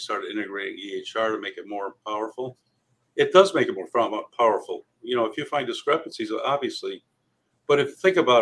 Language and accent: English; Cheshire, Connecticut, United States; I grew up here in Connecticut in a small town called Cheshire